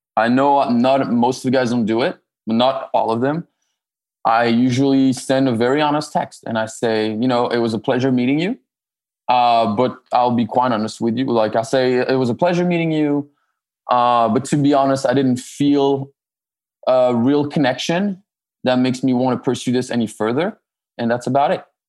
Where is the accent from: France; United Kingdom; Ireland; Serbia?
France; moved away as an adult; also born or lived in Canada; now in Los Angeles, United States; I'm originally born and raised in France